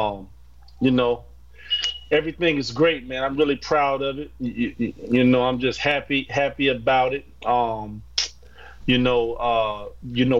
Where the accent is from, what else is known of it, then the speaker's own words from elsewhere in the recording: Florida, United States; now in Florence; I'm from Florida, but I'm living in Florence right now.